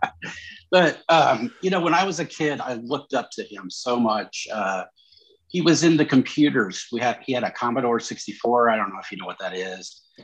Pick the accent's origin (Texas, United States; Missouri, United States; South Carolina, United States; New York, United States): Missouri, United States; St. Joseph; where I grew up was in St. Joseph, Missouri, the metro area